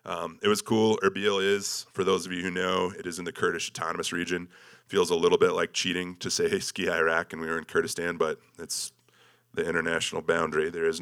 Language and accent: English; South Dakota, United States; And I grew up in South Dakota